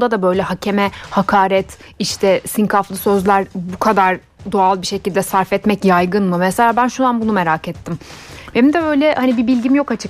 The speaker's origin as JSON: {"language": "Turkish", "region": "Ankara", "country": "Turkey", "tie": "born or raised there", "said": "Ben de Ankaralıyım. Zaten ikimiz de TED Ankara Koleji"}